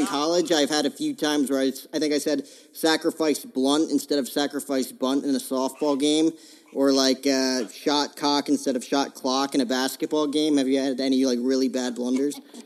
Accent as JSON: {"language": "English", "region": "New Jersey", "country": "United States", "tie": "born or raised there", "moved": "as an adult", "lives_now": "Phoenix, United States", "said": "I grew up in Jersey"}